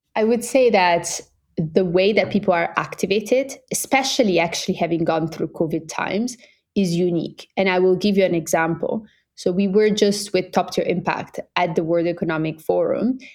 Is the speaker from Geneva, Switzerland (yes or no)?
no; Italian part of Switzerland, Ticino, Switzerland; moved away as an adult; also born or lived in Oxford; I'm Swiss Brazilian. I grew up in the Italian part of Switzerland.